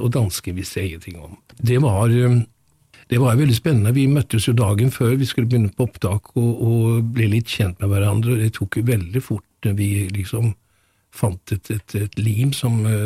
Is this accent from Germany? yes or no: no; Gothenburg, Västra Götaland, Sweden; moved away; født i 1945 i Gøteborg. Vokste opp ved siden av Munke, Munkebecks